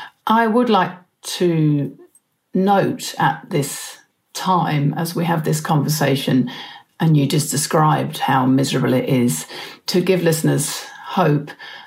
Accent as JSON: {"language": "English", "region": "England", "country": "United Kingdom", "accent": "Pommy", "lives_now": "New Zealand", "said": "and I are both New Zealanders, although I wasn't born here. You might be able to pick up a bit of my original Pommy accent."}